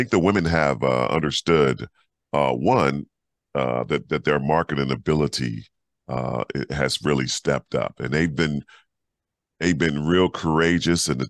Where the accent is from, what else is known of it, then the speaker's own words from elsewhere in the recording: California, United States; California kid